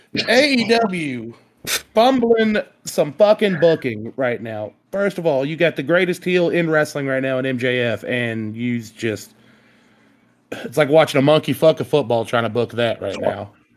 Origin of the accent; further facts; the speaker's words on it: the South, United States; We're from the South